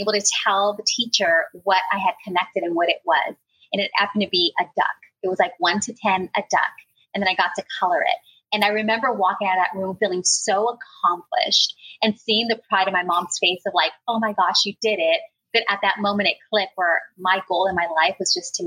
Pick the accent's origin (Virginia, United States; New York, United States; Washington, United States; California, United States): California, United States; San Francisco; I was born and raised in the Mission District.